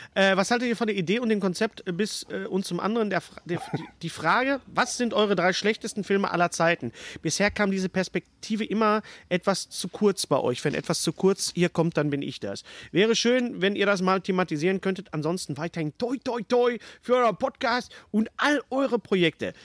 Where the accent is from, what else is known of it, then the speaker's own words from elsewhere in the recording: Ruhr area, North Rhine-Westphalia, Germany; bei uns im Pott